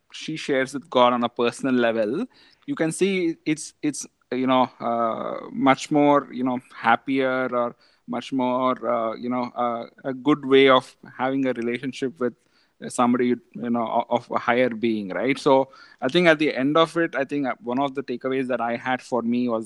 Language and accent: English; India; growing up in India, it has been very, very eventful